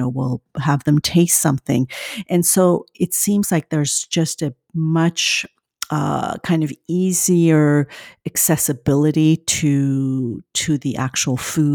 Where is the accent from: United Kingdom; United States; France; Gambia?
France; moved away; I grew up in France